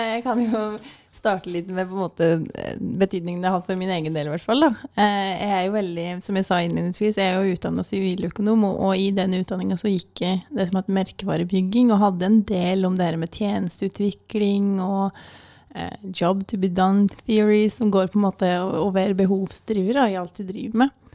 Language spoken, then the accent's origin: Norwegian; Vinstra, Innlandet, Norway; Kommer fra Gudbrandsdalen, det er litt eh, greit å nevne. Jeg kommer fra Vinstra.